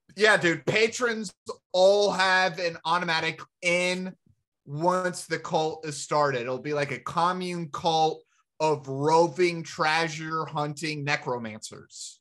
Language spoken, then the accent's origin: English; the South, United States; being Americans and growing up in the South